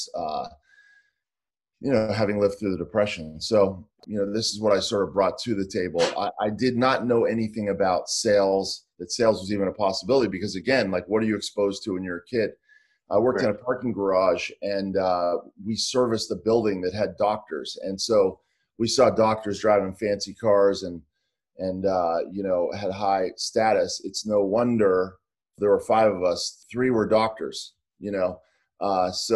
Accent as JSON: {"language": "English", "town": "Pittsburgh", "region": "Pennsylvania", "country": "United States", "tie": "born or raised there", "said": "I grew up in Pittsburgh"}